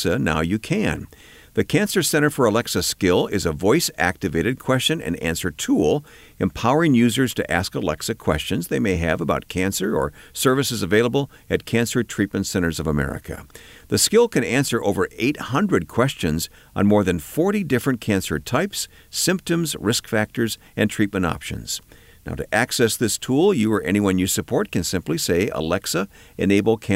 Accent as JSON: {"language": "English", "town": "Flint", "region": "Michigan", "country": "United States", "tie": "born or raised there", "said": "my hometown, where I was born, Flint, Michigan."}